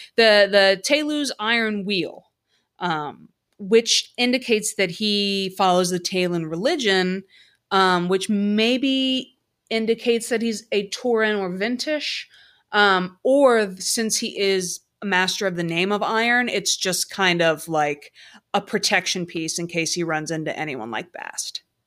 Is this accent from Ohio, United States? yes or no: yes; Cincinnati, Ohio, United States; my hometown Cincinnati Bengals